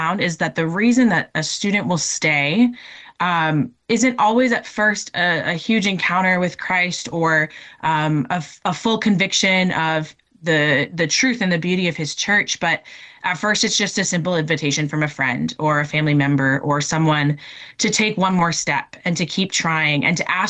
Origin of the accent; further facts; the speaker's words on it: Minnesota, United States; moved away as an adult; also born or lived in North Dakota; I'm originally from Minnesota